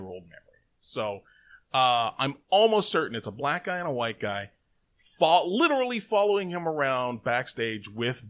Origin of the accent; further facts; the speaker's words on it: Toronto, Ontario, Canada; I mentioned that I was Canadian, that I was down from Toronto, you know, I was there from Toronto